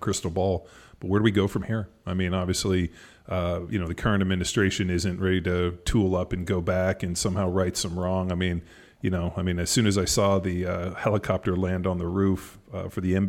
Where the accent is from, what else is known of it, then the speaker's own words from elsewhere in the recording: United States; as an American person, American citizen